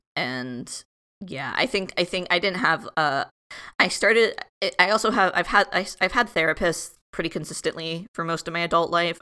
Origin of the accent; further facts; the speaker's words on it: South Florida, United States; moved away as an adult; I grew up in Florida, like Kathy said, I grew up in South Florida, which is very different from North Florida